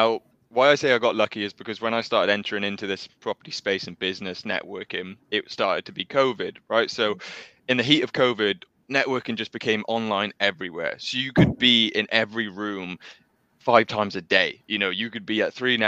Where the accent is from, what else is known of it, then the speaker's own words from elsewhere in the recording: South Wales, United Kingdom; My background, I'm from South Wales.